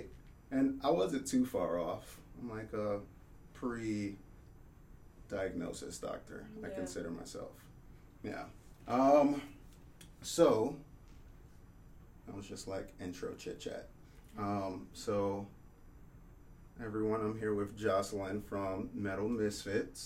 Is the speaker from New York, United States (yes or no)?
yes; New York City, New York, United States; moved away; I grew up in New York City.